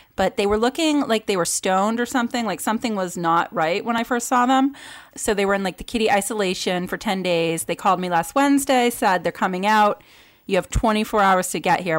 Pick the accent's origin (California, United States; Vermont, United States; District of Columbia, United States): Vermont, United States; I grew up in Vermont with limited media access